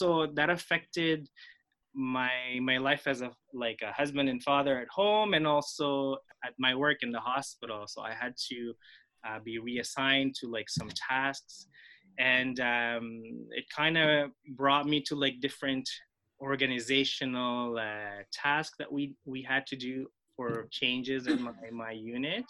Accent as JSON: {"language": "English", "country": "Philippines", "tie": "born or raised there", "first_language": "Filipino", "second_language": "English", "moved": "yes", "lives_now": "Montreal, Canada", "said": "when I grew up in the Philippines, I was just, you know, I'm a Filipino in the Philippines, surrounded by Tagalog-speaking people"}